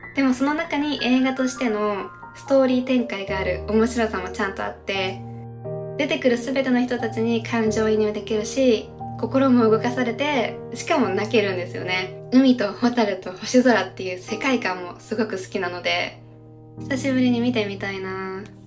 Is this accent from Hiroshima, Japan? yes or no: no; Tokyo, Japan; also born or lived in United States; 東京の下町出身なのでね